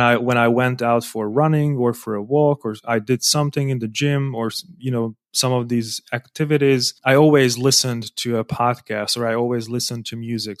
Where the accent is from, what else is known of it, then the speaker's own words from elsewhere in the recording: Hungary; English is a second language; also born or lived in Budapest, Hungary / Germany; I was born in Hungary, in another city.